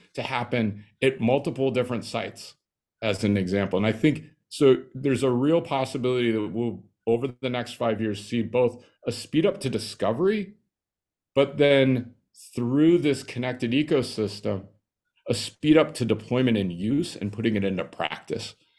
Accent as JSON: {"language": "English", "region": "Nebraska", "country": "United States", "tie": "born or raised there", "said": "I grew up in Nebraska, small little town outside of Lincoln of five thousand people."}